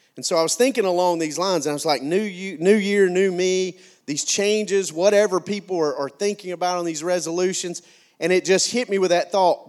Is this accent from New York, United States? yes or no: no; McCalla, Alabama, United States; I came from McCalla, Alabama